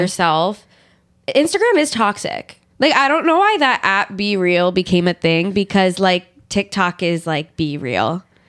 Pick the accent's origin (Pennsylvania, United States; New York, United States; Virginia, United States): Pennsylvania, United States; I'm from Pennsylvania